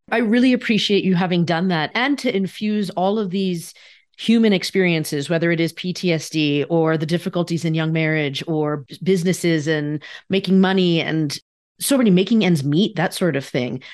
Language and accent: English; East Coast, United States; as the daughter of a Japanese immigrant and growing up on the East Coast